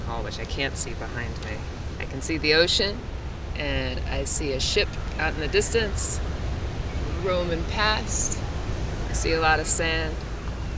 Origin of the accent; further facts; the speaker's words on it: Metuchen, New Jersey, United States; also born or lived in Mahwah, New Jersey / Williamsburg, Brooklyn, New York; now in Asbury Park, United States; I grew up in Metuchen, which is north of here